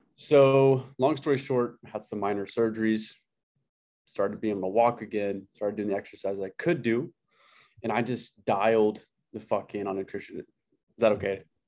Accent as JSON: {"language": "English", "town": "Amarillo", "region": "Texas", "country": "United States", "tie": "born or raised there", "said": "I grew up in Amarillo, Texas"}